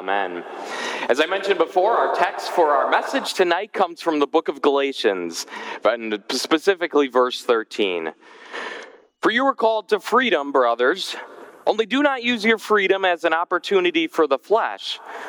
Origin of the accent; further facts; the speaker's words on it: Germantown, Wisconsin, United States; my home church growing up in Germantown, Wisconsin